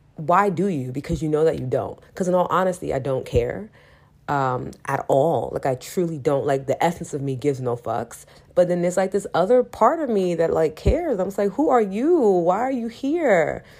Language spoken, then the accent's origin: English; New York City, New York, United States; I'm still from New York City